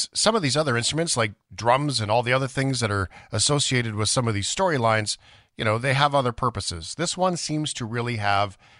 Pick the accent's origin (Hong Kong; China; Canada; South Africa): Canada; as a Canadian